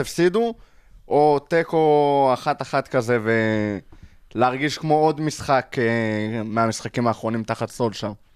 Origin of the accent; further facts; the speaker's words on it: Israel; בתור ישראלי